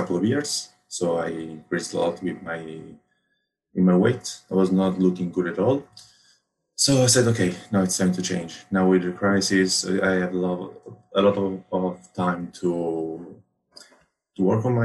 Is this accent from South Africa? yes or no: no; Rome, Lazio, Italy; I come from Rome, Italy